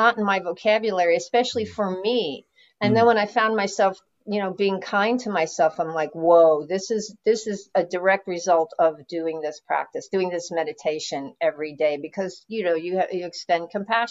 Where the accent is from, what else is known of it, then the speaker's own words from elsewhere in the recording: New York City, New York, United States; moved away as an adult; now in Los Angeles, United States; I was born and raised in New York City, in Manhattan